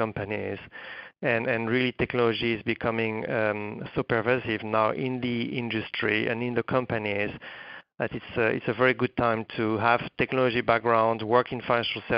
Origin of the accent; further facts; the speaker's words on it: France; moved away as an adult; also born or lived in New York, United States; now in United States; I'm coming from France originally. I've been actually in the U.S. for almost 20 years now